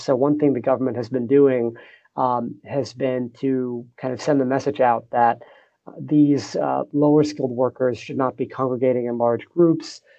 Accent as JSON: {"language": "English", "country": "United States", "moved": "as an adult", "lives_now": "Singapore", "said": "I'm an American"}